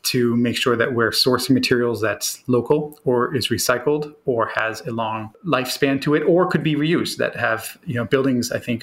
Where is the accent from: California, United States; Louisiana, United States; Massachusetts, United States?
Massachusetts, United States; Boston; we're hardy Bostonians